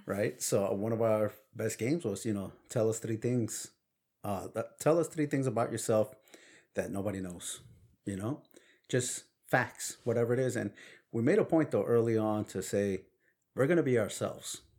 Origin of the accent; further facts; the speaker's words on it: New York City, New York, United States; accent: Brooklyn; first language Spanish; English is a second language; growing up in Brooklyn